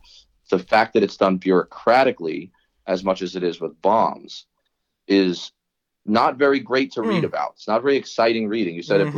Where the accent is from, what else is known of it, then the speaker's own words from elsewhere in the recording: New York City, New York, United States; I'm from Staten Island, New York, right, which is kind of Trump territory, or at least the majority still is.